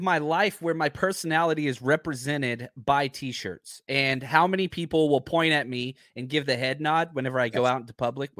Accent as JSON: {"language": "English", "town": "Fort Worth", "region": "Texas", "country": "United States", "tie": "born or raised there", "said": "where I grew up in Fort Worth."}